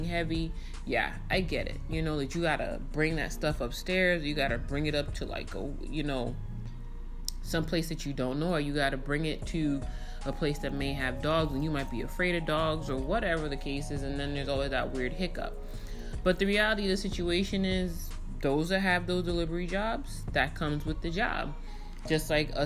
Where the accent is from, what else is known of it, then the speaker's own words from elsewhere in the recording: New York, United States; growing up in New York, you know, I would get my happy ass on a train and go where I needed to go to buy certain things